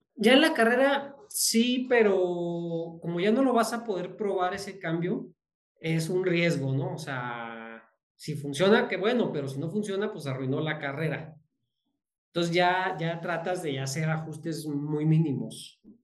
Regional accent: Zacatecas, Mexico; also born or lived in Guadalajara; yo soy de Zacatecas

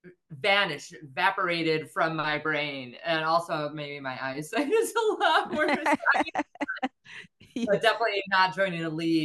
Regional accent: the South, United States; accent: Southern; Well, that's another thing. I'm afraid my Southern accent's going to come back.

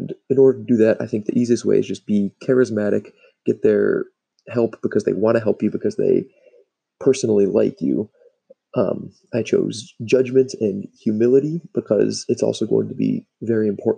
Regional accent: Cleveland, Ohio, United States; my hometown in Cleveland

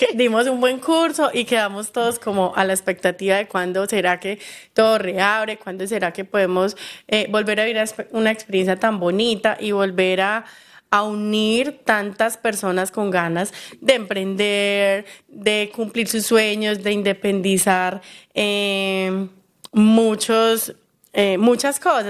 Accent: Colombia; soy colombiana

